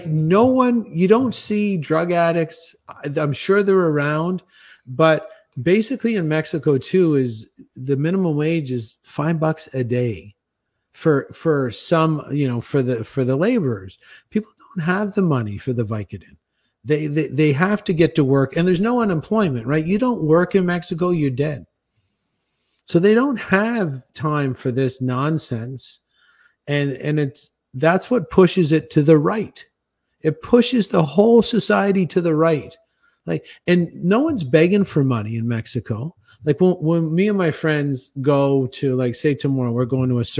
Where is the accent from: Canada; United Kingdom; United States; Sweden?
Canada; moved away; I'm Canadian